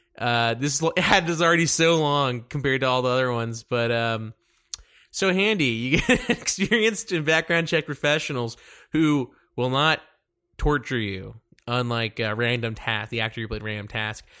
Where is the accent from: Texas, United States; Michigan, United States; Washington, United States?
Texas, United States; Dallas; I'm from Dallas